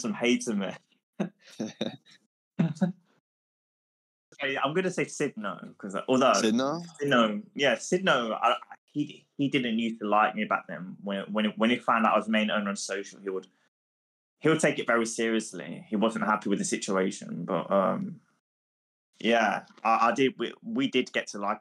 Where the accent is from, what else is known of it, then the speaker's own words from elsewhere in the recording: England, United Kingdom; I'm from England